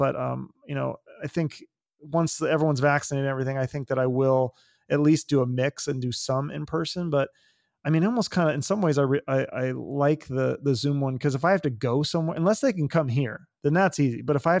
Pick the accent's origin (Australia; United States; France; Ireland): United States; Issaquah, Washington; moved away as an adult; now in Phoenix, United States; I did grow up there. Yeah. I grew up in Issaquah.